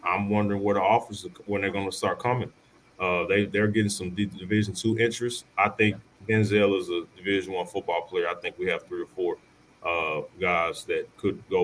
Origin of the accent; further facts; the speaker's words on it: Arkansas, United States; I'm back home in my hometown